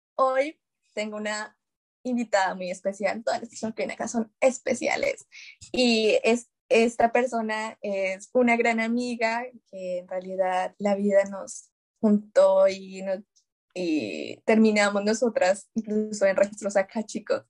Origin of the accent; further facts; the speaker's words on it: Colombia; moved away as an adult; now in France; yo estoy en Francia, pues somos colombianas